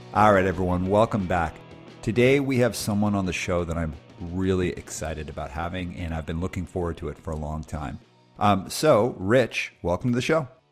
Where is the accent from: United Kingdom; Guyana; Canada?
Canada; Calgary, Alberta; moved away; also born or lived in West Coast; even though I, I live on the West Coast, I grew up in Calgary